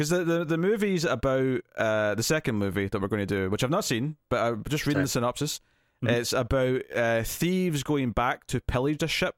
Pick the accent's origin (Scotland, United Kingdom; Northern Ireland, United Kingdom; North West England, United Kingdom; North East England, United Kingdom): Scotland, United Kingdom; I'm Scottish